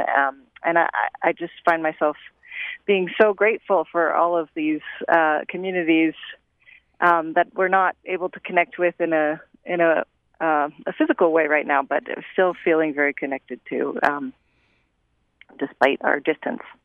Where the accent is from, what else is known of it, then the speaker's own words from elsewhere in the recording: United States; as an American